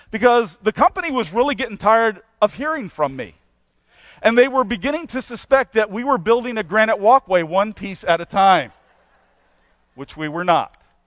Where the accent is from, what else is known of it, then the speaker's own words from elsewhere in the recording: United States; as an American